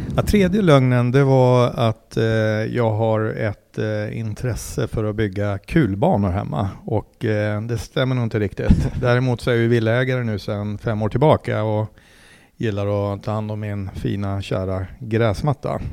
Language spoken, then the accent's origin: Swedish; Mora, Dalarna County, Sweden; also born or lived in Uppsala / Mexico City; now in Täby, Sweden; jag är ju eh, född och uppvuxen i Mora i Dalarna